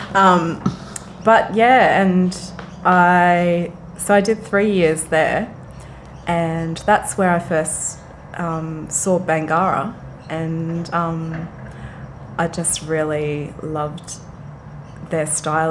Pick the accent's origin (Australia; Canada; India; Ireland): Australia; Frankston, Victoria; moved away as an adult; also born or lived in Brisbane, Australia; now in Sydney, Australia; I was raised in Frankston